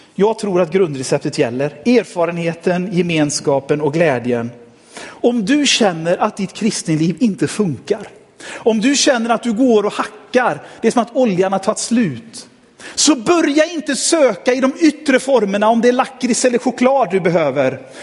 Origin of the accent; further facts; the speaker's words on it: Sweden; jag fick födas i Sverige